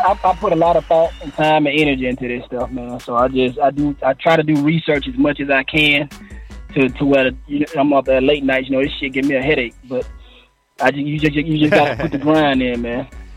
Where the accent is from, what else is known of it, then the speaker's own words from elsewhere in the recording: Prichard, Alabama, United States; Well, I'm from originally I'm from Pritchard, Alabama. That's where I live pretty much all my life. I'm actually still here.